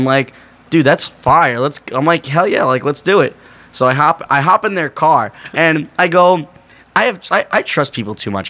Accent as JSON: {"language": "English", "region": "New York", "country": "United States", "said": "He's like, where are you from? I was like, New York"}